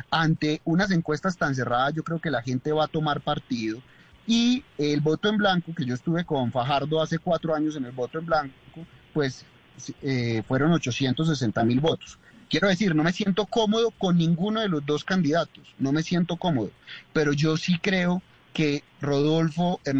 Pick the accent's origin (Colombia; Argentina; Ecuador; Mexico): Colombia; Antioquia; now in Bogotá, Colombia; como antioqueño, pero antioqueño bogotanizado, que es tener metro en Bogotá